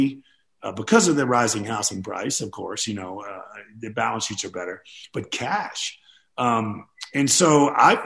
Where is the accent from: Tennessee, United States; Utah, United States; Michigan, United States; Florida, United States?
Tennessee, United States; Nashville; my hometown of Nashville, Tennessee, which is booming